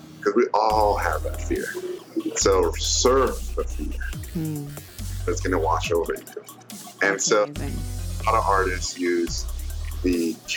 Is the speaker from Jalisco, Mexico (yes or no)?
no; Tijuana, Baja California, Mexico; also born or lived in Mexico City; When I was a kid, I moved to Tijuana, which is in the border between the U.S. and Mexico. I was 9 years old